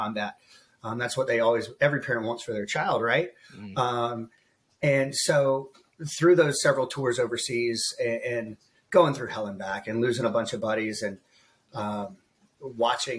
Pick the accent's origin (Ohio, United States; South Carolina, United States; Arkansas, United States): South Carolina, United States; Columbia; also born or lived in Pontiac, South Carolina; I grew up just outside of Columbia, South Carolina